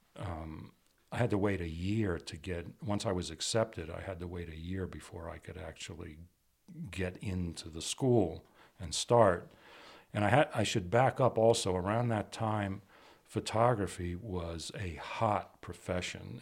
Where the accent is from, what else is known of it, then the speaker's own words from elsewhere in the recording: Washington, District of Columbia, United States; moved away as an adult; also born or lived in Brooklyn, New York / Pasadena, California; now in Santa Fe, United States; I was born in Brooklyn, but raised in Washington D.C. and uh, moved away um, to attend Art Center in Pasadena in 1978